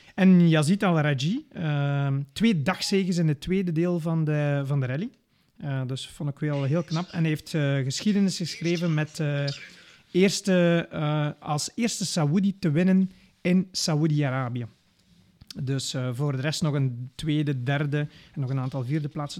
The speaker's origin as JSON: {"language": "Dutch", "country": "Belgium"}